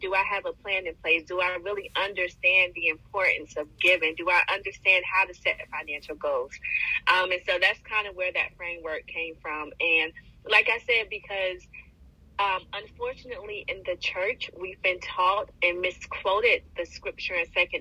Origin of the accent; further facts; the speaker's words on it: Bertie County, North Carolina, United States; also born or lived in Connecticut; moved down to North Carolina where my family is at. And it's one of the, where I was raised is one of the poorest counties out of, you know, 100 in North Carolina.